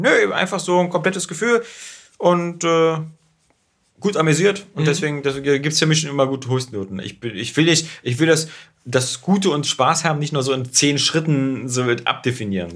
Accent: Berlin, Germany; wir sind ja beide Berliner

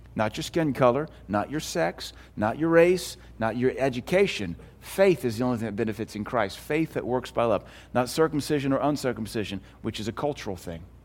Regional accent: United States; I'm American.

